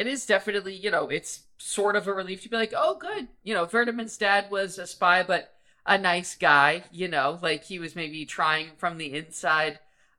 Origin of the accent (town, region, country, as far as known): United States